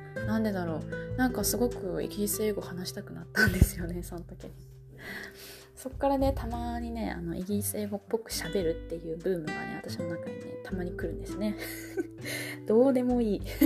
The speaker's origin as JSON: {"language": "Japanese", "country": "Japan", "said": "日本人の私"}